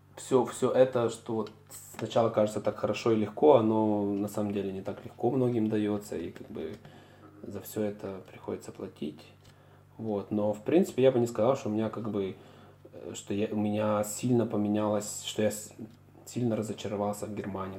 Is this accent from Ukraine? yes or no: yes; Kyiv, Ukraine; moved away as an adult; also born or lived in Münster, Germany; now in Munich, Germany; если я бы вернулся в Киев